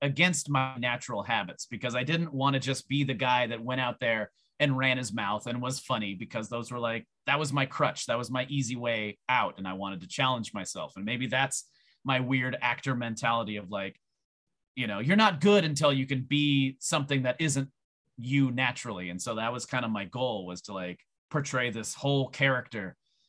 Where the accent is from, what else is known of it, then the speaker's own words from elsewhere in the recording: Canada; people didn't like me because people are fucking racist and they hated me because I was from Canada for no other reason.